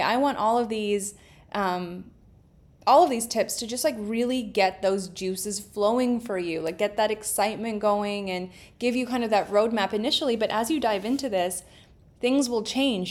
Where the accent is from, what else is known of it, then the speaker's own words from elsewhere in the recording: Canada; I'm Canadian